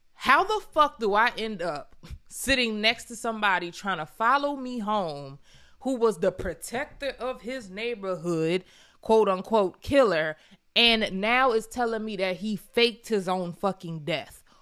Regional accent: Pennsylvania, United States; I'm from Pennsylvania.

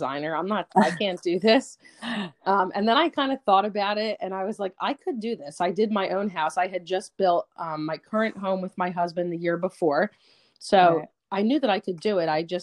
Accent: Princeton, New Jersey, United States; moved away as an adult; also born or lived in Philadelphia, Pennsylvania; now in Pennsylvania, United States; I'm actually from Princeton, New Jersey.

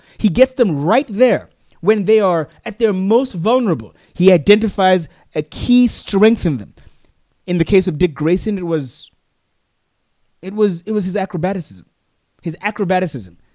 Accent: Botswana; I'm from Africa. That's where I'm from. I'm from Botswana.

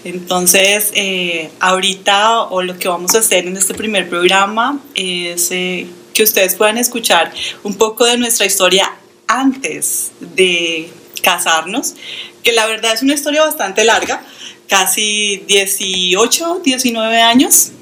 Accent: Colombia; moved away as an adult; now in United States; soy de Colombia, pero aquí en los Estados Unidos vivo exactamente hace dos años

